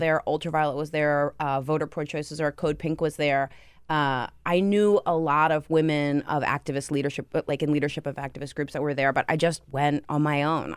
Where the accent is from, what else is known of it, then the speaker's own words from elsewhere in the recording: Toms River, New Jersey, United States; I'm from Tom's River